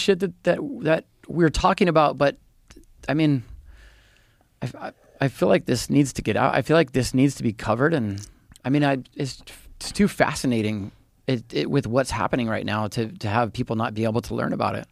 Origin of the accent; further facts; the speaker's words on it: Hawaii, United States; I was born in Hawaii. So I just I don't know. I just know it is home